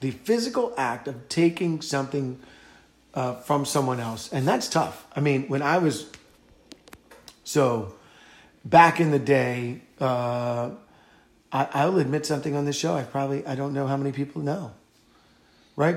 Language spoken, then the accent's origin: English; Virginia, United States; when I was growing up in Virginia